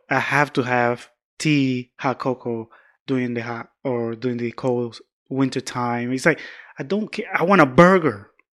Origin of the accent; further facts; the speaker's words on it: Georgia, United States; moved away; I'm from the South, deep South